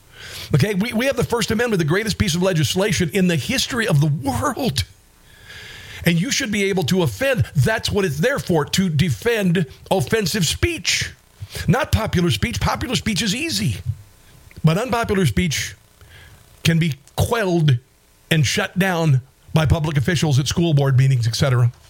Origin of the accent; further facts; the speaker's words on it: Iowa, United States; I'm from Iowa.